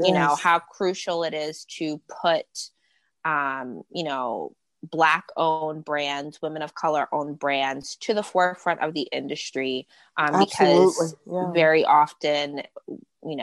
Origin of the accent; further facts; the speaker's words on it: New York City, New York, United States; I grew up in Queens, New York